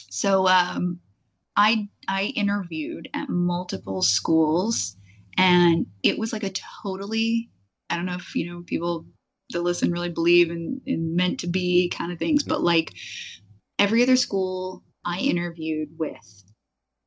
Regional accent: Missouri, United States; moved away as an adult; also born or lived in Louisiana / Durham, North Carolina; I was born in Louisiana and then grew up in Missouri

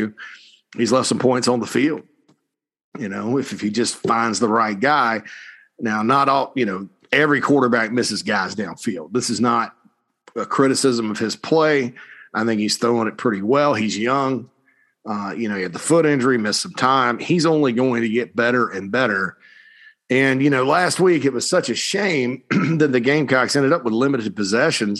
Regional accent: Spartanburg, South Carolina, United States; my hometown of Spartanburg, South Carolina

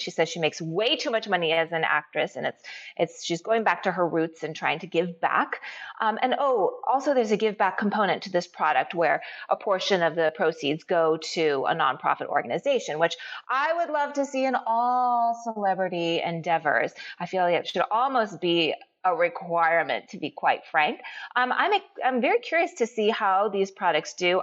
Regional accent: United States; I'm Japanese American.

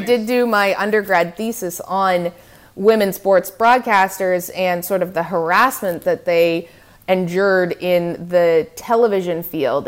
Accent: Canada; also born or lived in Manhattan, New York; now in New York, United States; as a Canadian in the States

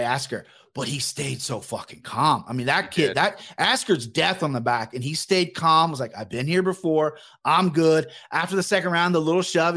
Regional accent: Cincinnati, Ohio, United States; I'm from Cincinnati, but Columbus is only an hour and a half up the road.

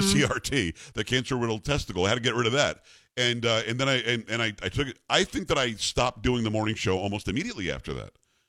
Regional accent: Long Island, New York, United States; we're both from Long Island.

